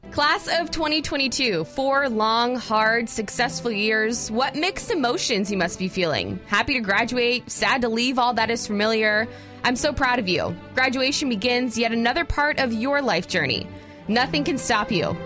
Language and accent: English; Florida, United States; moved away as an adult; now in Georgia, United States; I grew up in Florida